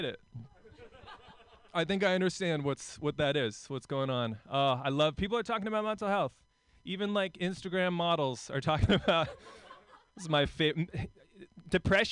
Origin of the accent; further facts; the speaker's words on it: Portland, Oregon, United States; also born or lived in New York; I'm from Portland.